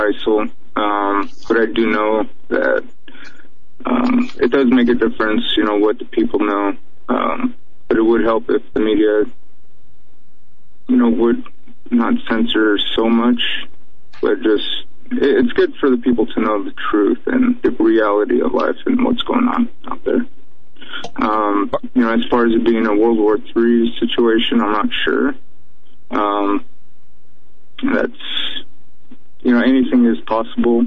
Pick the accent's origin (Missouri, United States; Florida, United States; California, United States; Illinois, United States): Illinois, United States; Chicago; I've, you know, never left the United States. I was born in Chicago